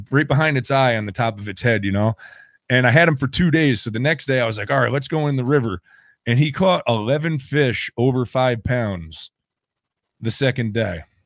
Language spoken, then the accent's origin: English; New York, United States; I grew up on Lake Champlain